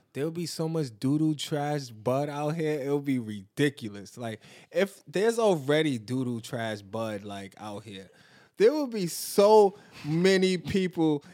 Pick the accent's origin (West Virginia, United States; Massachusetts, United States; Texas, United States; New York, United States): New York, United States; New York City; I was born and raised in Bedford Stuyvesant, but then I moved to the East, and I've been there ever since